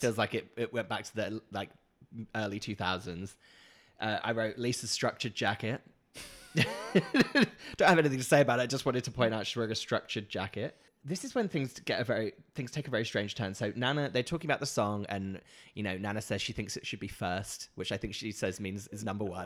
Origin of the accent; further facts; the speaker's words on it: Norfolk, East of England, United Kingdom; moved away as an adult; also born or lived in London; I grew up in Norfolk